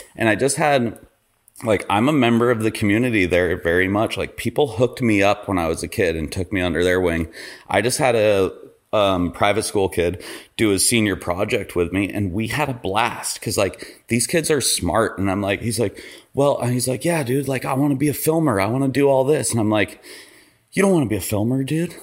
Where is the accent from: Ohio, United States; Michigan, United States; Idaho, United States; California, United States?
Idaho, United States; Ketchum; I grew up in Idaho.